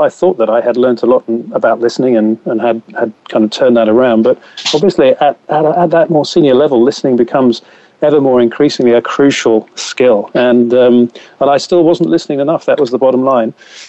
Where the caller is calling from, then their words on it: Gloucestershire, South West England, United Kingdom; Yes, I'm calling you from Gloucestershire, so just north of Cheltenham